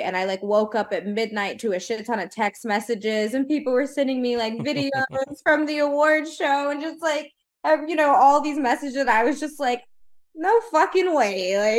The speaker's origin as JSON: {"language": "English", "region": "the South", "country": "United States", "moved": "yes", "lives_now": "California, United States", "said": "I'm from the South."}